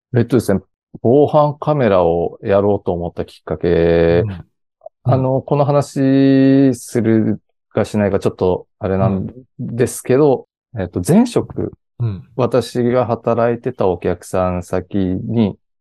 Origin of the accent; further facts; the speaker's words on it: Ishinomaki, Miyagi, Japan; 出身が、あの、石巻市というすごい田舎の方出身でして